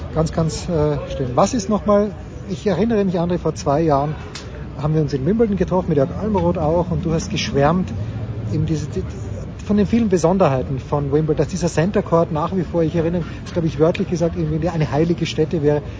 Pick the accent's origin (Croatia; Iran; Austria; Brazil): Austria; als Österreicher